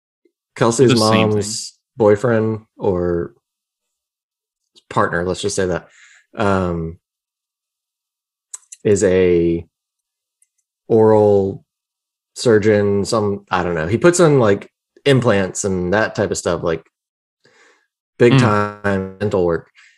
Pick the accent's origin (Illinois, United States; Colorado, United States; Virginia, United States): Virginia, United States; Told her I grew up in Shenandoah Valley.